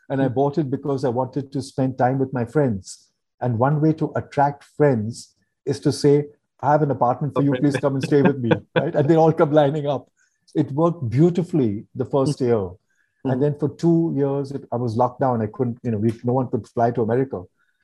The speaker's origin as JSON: {"language": "English", "town": "Mumbai", "region": "Maharashtra", "country": "India", "tie": "born or raised there", "also_born_or_lived": "United States / Switzerland", "moved": "as an adult", "said": "I'm born in India, grew up in India, love India"}